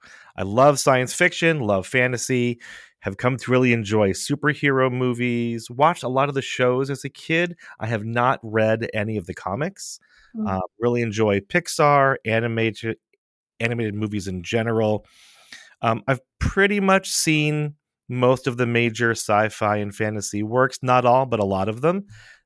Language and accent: English; Midwest, United States; also born or lived in West Coast, United States; So I grew up in the Midwest and on the West Coast in a very movie-viewing, TV-watching household.